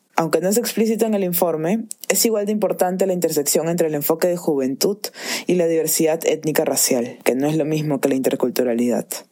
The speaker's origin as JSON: {"language": "Spanish", "country": "Peru", "said": "mi último año como joven peruana"}